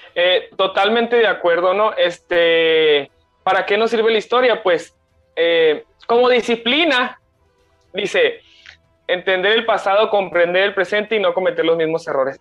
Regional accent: Mexico; nosotros como, como, como, eh, como jóvenes eh, y como mexicanos

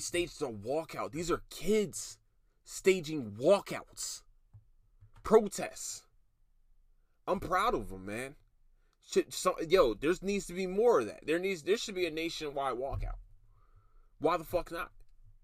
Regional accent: Philadelphia, Pennsylvania, United States; now in Texas, United States; I'm from Philadelphia, I'm a Philadelphian

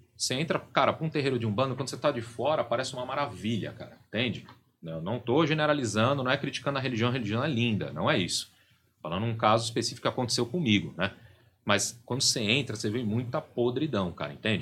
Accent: São Paulo, Brazil; um terreiro bem tradicional ali da região da Barra Funda, que é onde eu, eu fui criado, em São Paulo

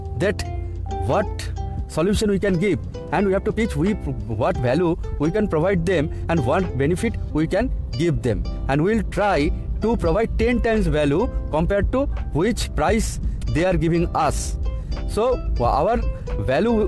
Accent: India; from India

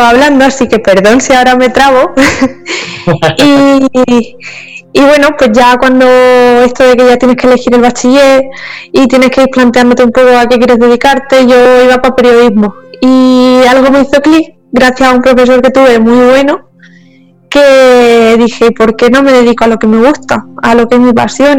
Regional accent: Cartagena, Region of Murcia, Spain; Soy de aquí de Cartagena, aunque mi familia materna también es de Cádiz

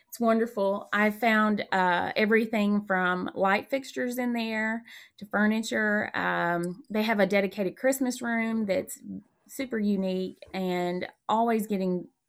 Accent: Tennessee, United States; also born or lived in Arizona / North Carolina; now in Perry County, Indiana, United States; I was born out west in Arizona. I grew up in Tennessee. I lived in North Carolina, and now I'm a Hoosier

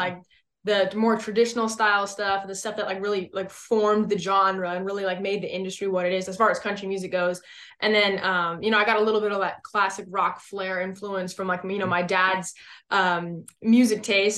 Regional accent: West Coast, United States; now in Texas, United States; I'm originally from the West Coast. So I, I mean, I grew up around, like, you know, some, like, legit beaches.

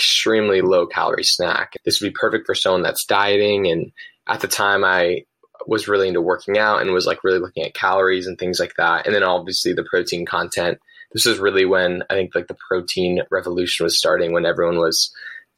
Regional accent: Los Angeles, California, United States; moved away as an adult; also born or lived in San Luis Obispo, California; I'm originally from Pacific Palisades, California. It's a town right between Santa Monica and Malibu

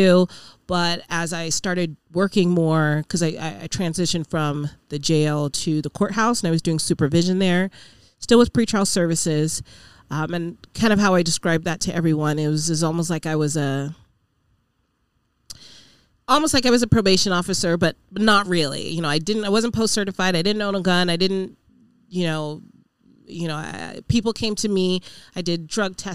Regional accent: Reno, Nevada, United States; born and raised here. My parents are from Nigeria

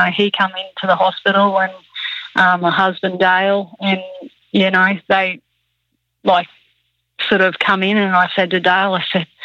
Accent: Toowoomba, Queensland, Australia; We grew up in Toowoomba

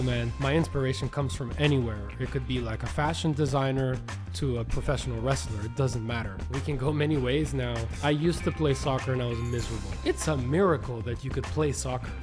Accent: Canada; We're from Canada

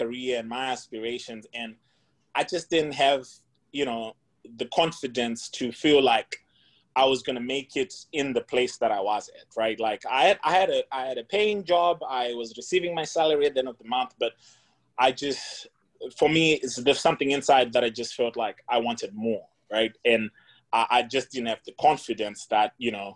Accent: Zimbabwe; moved away as an adult; also born or lived in India; born and raised in Zimbabwe, of course, went to school in Zim for my undergrad

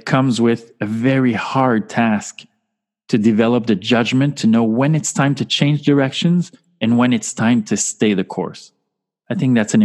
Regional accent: Canada; accent: French-Canadian; now in Montreal, Canada; as you can hear from my charming accent and my name, I am a French-Canadian soul

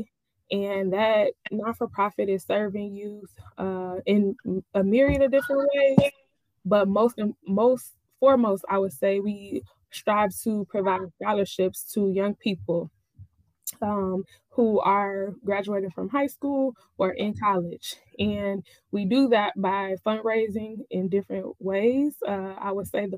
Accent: Summit, Illinois, United States; I am from Summit, Illinois.

